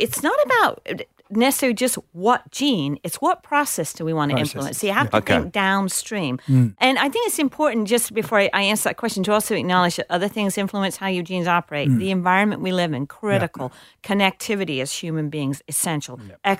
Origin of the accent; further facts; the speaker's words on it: England, United Kingdom; now in United States; It took me forever to figure out what a rutabaga was because I grew up in England.